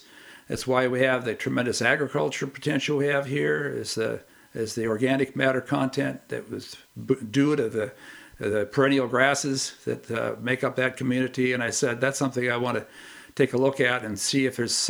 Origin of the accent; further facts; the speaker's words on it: Sioux Falls, South Dakota, United States; I was born and raised in Sioux Falls, South Dakota.